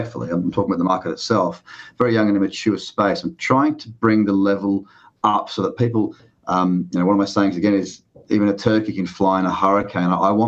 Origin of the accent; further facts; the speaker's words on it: Sydney, New South Wales, Australia; I'm from Bondi Beach, Sydney, Australia. That's where I am now